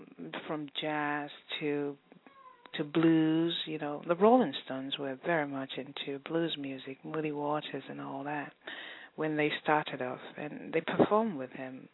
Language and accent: English; England, United Kingdom; But in all the areas that I grew up in England, they played good soul music.